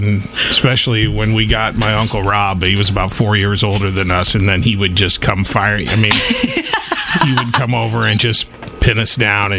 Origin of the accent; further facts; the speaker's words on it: Southeast Iowa, United States; I grew up in Southeast Iowa.